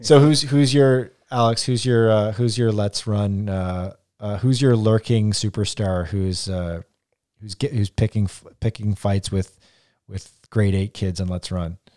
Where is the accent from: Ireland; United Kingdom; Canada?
Canada; we're all Canadian here